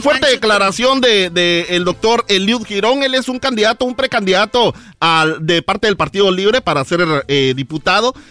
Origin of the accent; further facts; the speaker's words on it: Guatemala; en Guatemala, en mi país